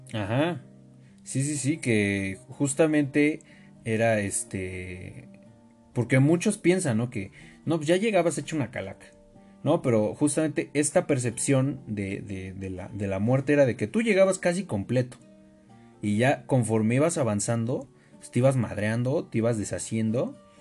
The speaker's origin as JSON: {"language": "Spanish", "country": "Mexico", "said": "todos los que somos mexicanos"}